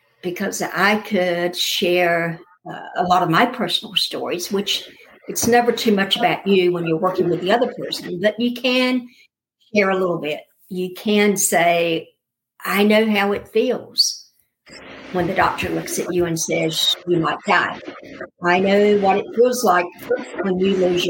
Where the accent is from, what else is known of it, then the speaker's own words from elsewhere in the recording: the South, United States; I am from the South